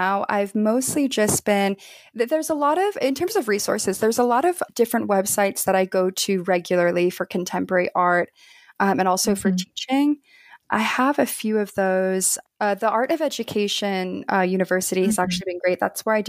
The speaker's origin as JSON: {"language": "English", "region": "New York", "country": "United States", "said": "Maybe because I'm from New York cheesecake, I don't know."}